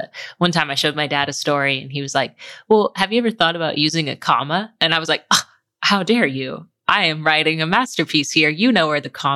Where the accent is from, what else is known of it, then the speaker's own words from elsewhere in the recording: Oklahoma City, Oklahoma, United States; I grew up in Oklahoma City with my mom and two siblings.